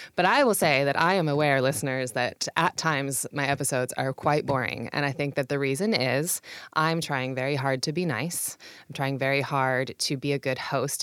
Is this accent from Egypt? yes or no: no; Puyallup, Washington, United States; also born or lived in Seattle / California / England; now in Tacoma, United States; I grew up in Puyallup